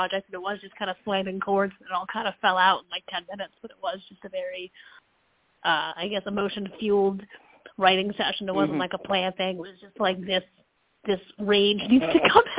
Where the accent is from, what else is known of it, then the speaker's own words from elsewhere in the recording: Connecticut, United States; also born or lived in Massachusetts; now in Tennessee, United States; I'm from Connecticut